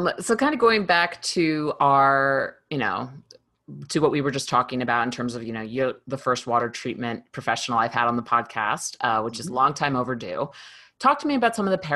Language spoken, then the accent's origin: English; New York City, New York, United States; now in Los Angeles, United States; I'm from New York City. So I've lived in New York City